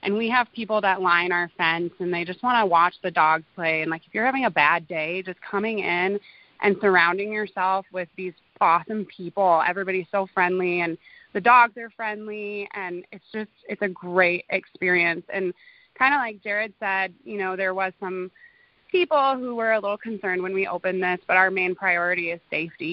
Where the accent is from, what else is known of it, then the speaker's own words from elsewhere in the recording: Black Hills, South Dakota, United States; I actually grew up in the Black Hills also. My parents had a ranch kind of over in the Deadwood area. So I went to high school in Hill City